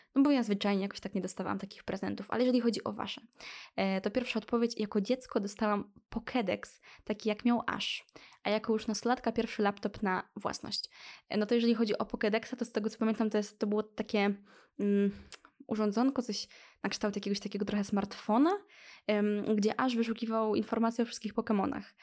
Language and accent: Polish; Lublin, Lublin Voivodeship, Poland; Jestem z Lublina